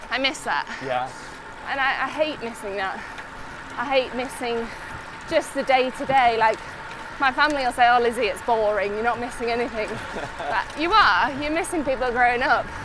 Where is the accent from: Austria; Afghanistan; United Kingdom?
United Kingdom; Yorkshire; I'm really lucky that I come from Yorkshire because it's so popular now.